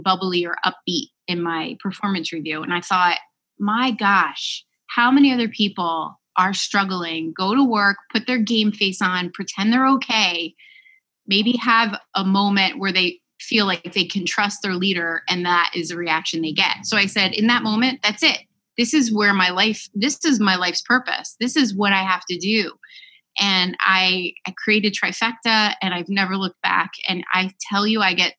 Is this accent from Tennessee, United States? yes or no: no; Westfield, New Jersey, United States; I live in my hometown of Westfield, New Jersey. Grew up here